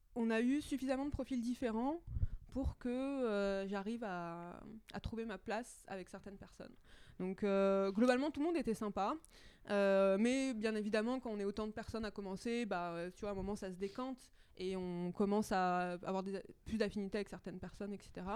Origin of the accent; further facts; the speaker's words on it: Châtillon, Île-de-France, France; J'ai grandi à, Châtillon, dans les Hauts-de-Seine